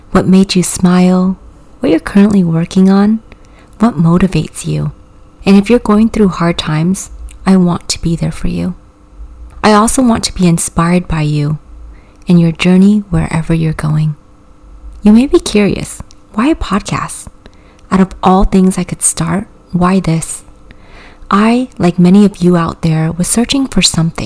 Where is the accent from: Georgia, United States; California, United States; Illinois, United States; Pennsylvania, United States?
California, United States; English is a second language; also born or lived in Vietnam; My little family and I immigrated from Vietnam to California in the winter of 1998 with little to no money. I was 8 years old and didn't speak a speck of English